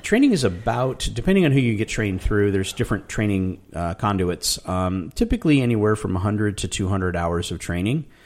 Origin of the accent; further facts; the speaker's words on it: Tucson, Arizona, United States; I grew up in Tucson, Arizona